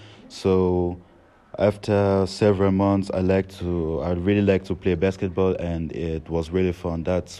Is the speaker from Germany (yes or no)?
yes; Mettmann, North Rhine-Westphalia, Germany; I was born in 1979 in Mettmann, Nordrhein-Westfalen.